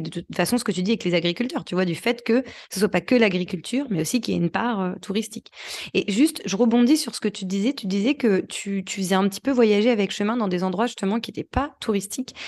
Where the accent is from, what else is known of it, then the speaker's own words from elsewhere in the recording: France; on est français